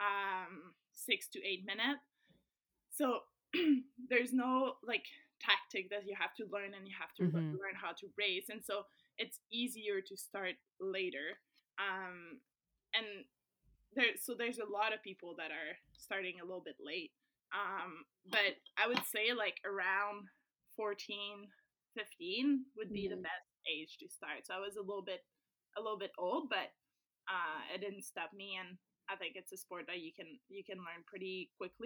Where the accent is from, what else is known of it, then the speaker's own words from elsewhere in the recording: Saint-Hubert, Quebec, Canada; English is a second language; I was in Saint-Hubert in my hometown.